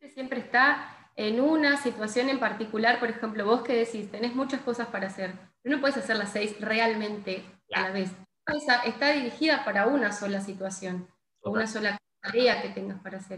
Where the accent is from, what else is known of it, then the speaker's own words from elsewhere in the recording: Gualeguaychú, Entre Ríos, Argentina; also born or lived in Buenos Aires; yo soy de acá de Gualeguaychú